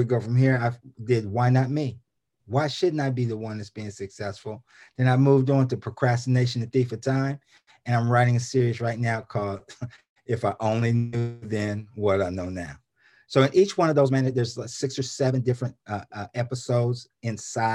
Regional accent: Columbus, Ohio, United States; in Columbus, Ohio, my hometown

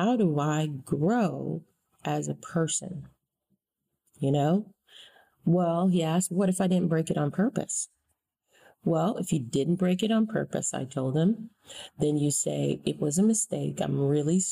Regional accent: United States; as an American citizen, born and raised in this country

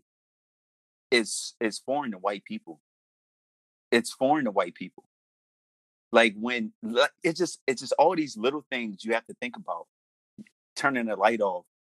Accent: Baltimore, Maryland, United States; I'm from Baltimore. I grew up in inner city Baltimore

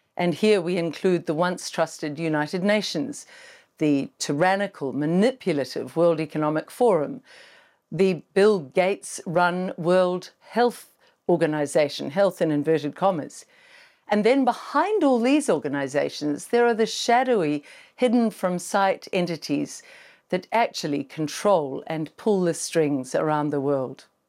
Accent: New Zealand; our broken country

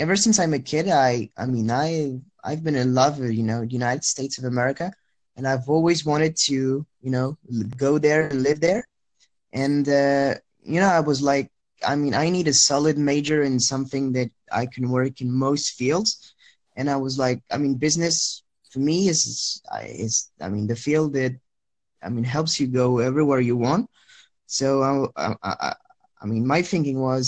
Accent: France; English is a second language; also born or lived in Lyon; So I live in France. I've lived in France for most of my life.

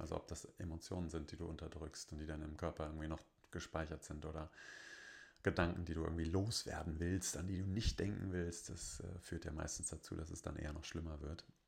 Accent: Bonn, North Rhine-Westphalia, Germany; bei uns in Bonn

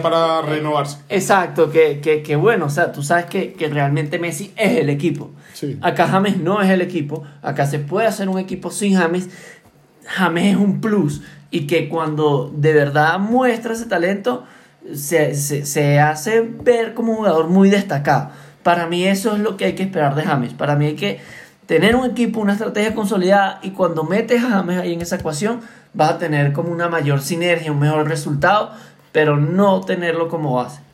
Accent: Venezuela; yo como venezolano

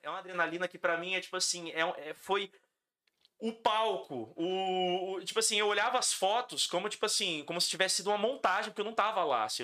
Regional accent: Campo Grande, Mato Grosso do Sul, Brazil; also born or lived in São Paulo; eu sou nascido em São Paulo. Mas eu vim para cá com seis meses de idade. E eu não me considero paulistano, eu me considero Campo eu me considero sumatogrossense

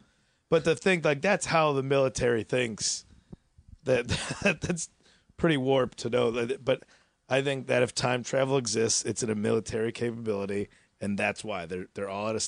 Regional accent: Addison, Illinois, United States; I mean, the town I grew up in Addison, just outside Chicago, was like the intersection.

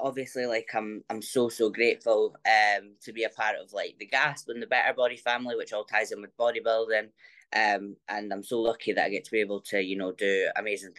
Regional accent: near Dundee and Aberdeen, Scotland, United Kingdom; I am from Scotland, kind of beside like Dundee, Aberdeen, up that way

